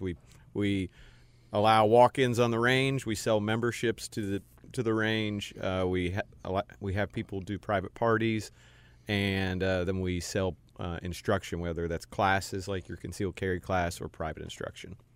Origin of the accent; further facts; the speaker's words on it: Cincinnati, Ohio, United States; moved away as an adult; also born or lived in Texas / Houston / Durham / Nashville; now in Charlotte, United States; I grew up in Cincinnati, went to Duke for undergrad